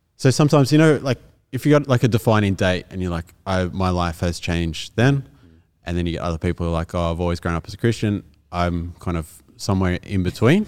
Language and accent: English; Kaimie, New South Wales, Australia; also born or lived in Caringbah, New South Wales; I lived in Kaimie up until about when I was in year seven or eight and then lived in Caringbah